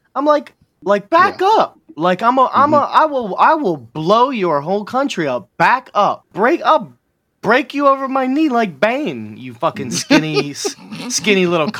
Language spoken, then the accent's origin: English; United States; I'm an American